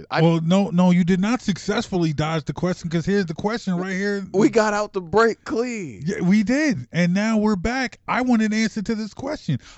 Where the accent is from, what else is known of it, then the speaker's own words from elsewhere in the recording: Philadelphia, Pennsylvania, United States; yes, I'm from Philly.